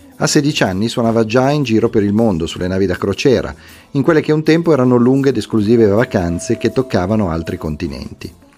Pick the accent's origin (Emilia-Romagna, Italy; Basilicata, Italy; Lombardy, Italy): Emilia-Romagna, Italy; tutti i romagnoli perché è una perdita per tutti noi